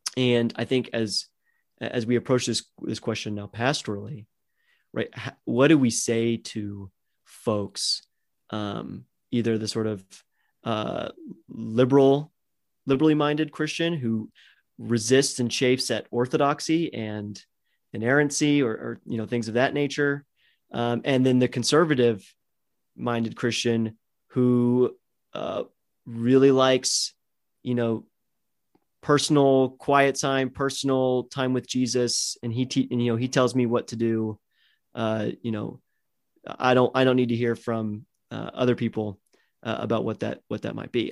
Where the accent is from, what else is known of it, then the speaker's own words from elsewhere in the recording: United States; I was born and raised in America